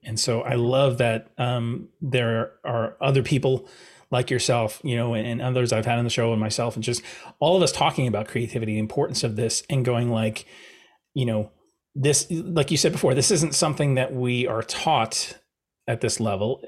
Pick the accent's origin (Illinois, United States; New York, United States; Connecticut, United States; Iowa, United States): New York, United States; I'm a New Yorker